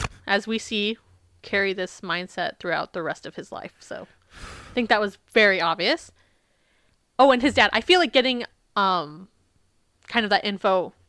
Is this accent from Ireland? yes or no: no; Isle of Man; born there; I wasn't born on the Isle of Boy, I was born on the Isle of Man.